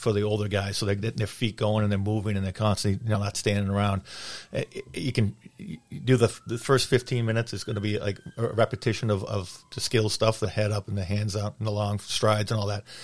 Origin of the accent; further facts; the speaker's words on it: Lynnfield, Massachusetts, United States; I grew up in Linfield. My dad lived in Linfield when he was playing, so I played for Linfield Youth Hockey.